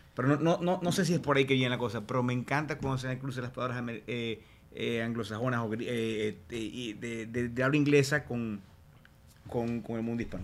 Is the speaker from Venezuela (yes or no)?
yes; Maracaibo, Zulia, Venezuela; Yo, soy de Maracaibo, Estado Zulia